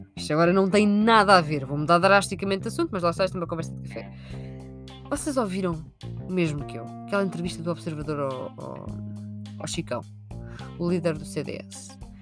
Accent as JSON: {"language": "Portuguese", "town": "Sintra", "region": "Lisbon", "country": "Portugal", "said": "Eu sou de Sintra"}